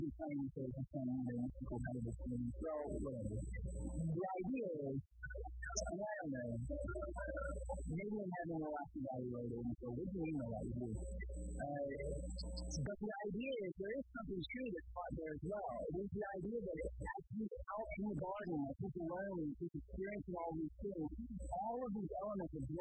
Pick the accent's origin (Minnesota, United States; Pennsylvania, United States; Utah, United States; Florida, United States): Florida, United States; now in California, United States; I grew up in Florida